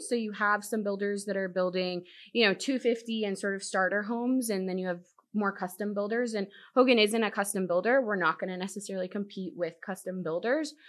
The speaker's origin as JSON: {"language": "English", "town": "Virginia Beach", "region": "Virginia", "country": "United States", "tie": "born or raised there", "also_born_or_lived": "Dallas, Texas", "moved": "yes", "lives_now": "Corpus Christi, United States", "said": "I was born in Dallas, but I grew up in Virginia, Virginia Beach"}